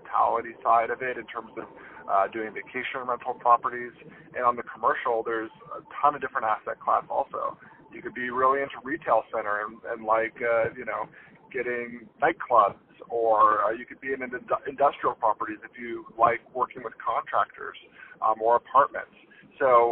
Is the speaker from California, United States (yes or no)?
yes; Palm Springs, California, United States; moved away as an adult; I'm based in Palm Springs, California, and that's where I do the majority of my deals and business dealings. And I started off, I was born and raised out here